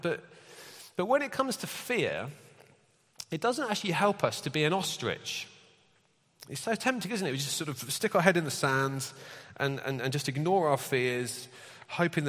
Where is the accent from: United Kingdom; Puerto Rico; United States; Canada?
United Kingdom; We're British